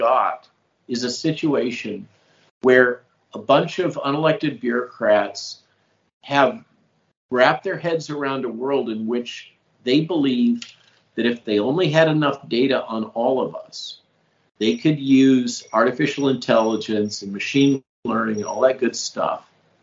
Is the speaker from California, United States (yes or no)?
yes; California, United States; I grew up in California